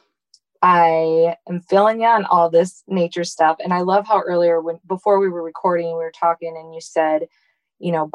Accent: Michigan, United States; I grew up in Michigan

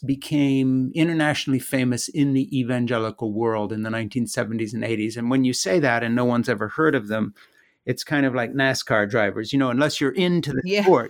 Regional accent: Switzerland; The background that I come from is very unlikely in the sense that I'm an American who grew up in Switzerland.

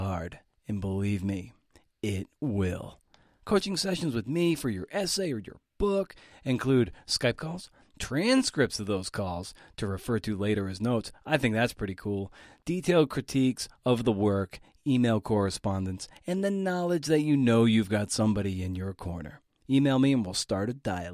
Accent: Massachusetts, United States; Massachusetts, of course, that's my home state.

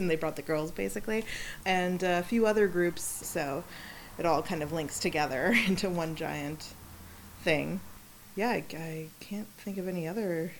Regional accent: Silicon Valley, California, United States; moved away as an adult; now in Los Angeles, United States; I'm from the Silicon Valley

